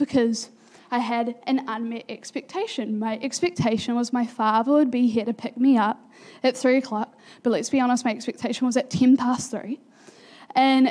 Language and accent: English; Pukekohe, Auckland, New Zealand; also born or lived in Manurewa; We had been living in Pukekohe for almost a year, not even yet, and when you move as an 8-year-old from, like, I moved from Manurewa